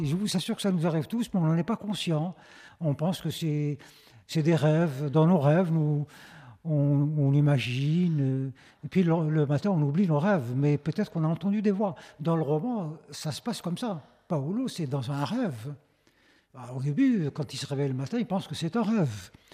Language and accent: French; Algeria; chez nous en Algérie